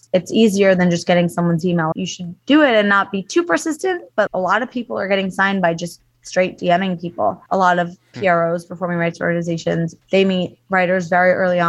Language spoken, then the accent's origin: English; East Coast, United States; My husband and I both, we lived in LA for 15 years. We're both from the East Coast.